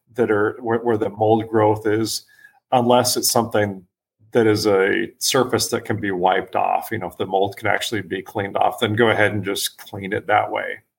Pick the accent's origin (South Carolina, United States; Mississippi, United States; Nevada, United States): Nevada, United States; Las Vegas; also born or lived in San Diego, California; I'm originally from San Diego. However, my family moved to Las Vegas when I was six years old